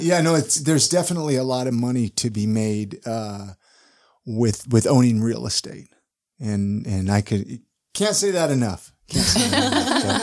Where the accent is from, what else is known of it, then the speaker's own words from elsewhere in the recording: California, United States; moved away; I grew up in California